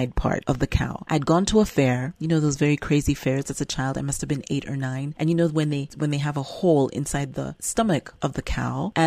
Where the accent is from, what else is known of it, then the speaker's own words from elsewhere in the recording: California, United States; accent: American; moved away as an adult; now in Uganda; I grew up in California